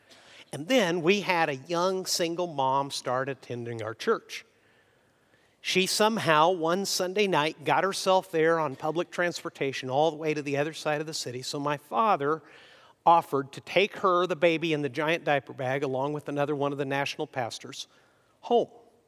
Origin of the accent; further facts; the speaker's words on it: Mexico; And I grew up in Mexico. Is anyone coming to help the gringo, frankly, which is what they often called me